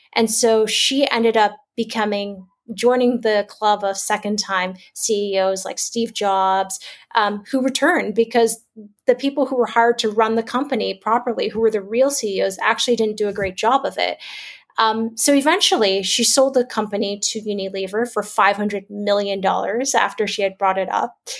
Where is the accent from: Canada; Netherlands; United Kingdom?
Canada; Toronto, Ontario; moved away as an adult; also born or lived in China; now in Singapore; I'm a Canadian born Chinese. So I grew up in Toronto, Canada